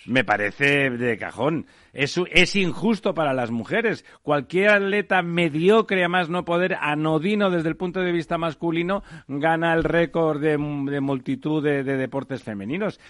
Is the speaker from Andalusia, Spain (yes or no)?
no; Catalonia, Spain; como soy catalán